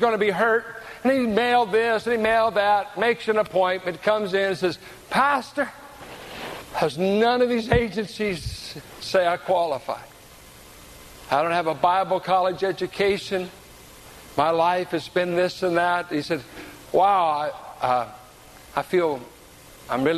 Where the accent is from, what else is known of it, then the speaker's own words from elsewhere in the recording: San Pablo, California, United States; I grew up in San Pablo with rednecks